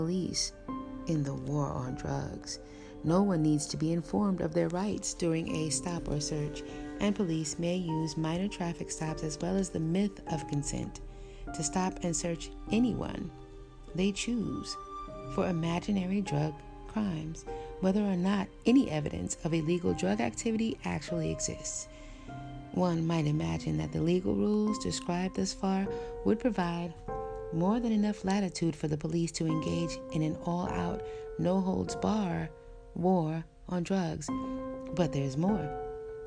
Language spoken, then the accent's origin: English; United States; me living and growing up in America